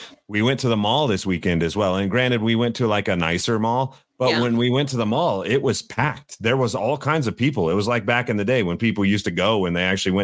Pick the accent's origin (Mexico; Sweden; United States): United States; Greeley, Colorado; I grew up in Greeley, Colorado